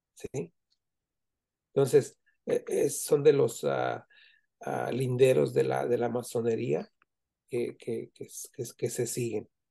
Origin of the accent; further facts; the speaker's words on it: Zamora, Michoacán, Mexico; now in United States; yo que vivo en Estados Unidos, yo, yo soy de Michoacán, de Zamora, Michoacán, y tengo 46 años viviendo aquí en Estados Unidos